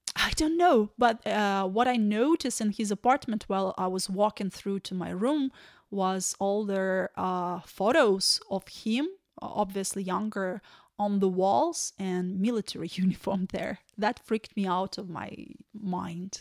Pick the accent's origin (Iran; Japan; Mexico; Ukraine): Ukraine; English is a second language; moved away as an adult; also born or lived in Kyiv; now in Ireland; we're from Ukraine.